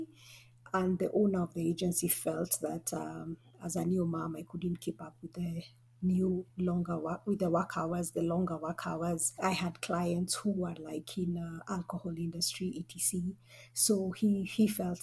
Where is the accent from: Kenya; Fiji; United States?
Kenya; Nairobi; I'm from Nairobi, Kenya.